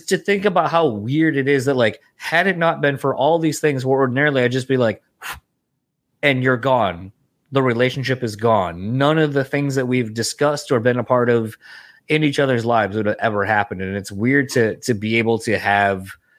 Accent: East Coast, United States; now in Midwest, United States; I'm from the East Coast, but I live in the Midwest.

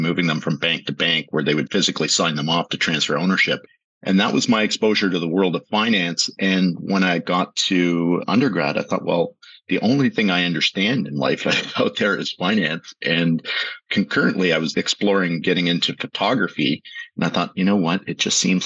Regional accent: Toronto, Ontario, Canada; also born or lived in Strasbourg / Montreal; I grew up in the East End of Toronto in Scarborough

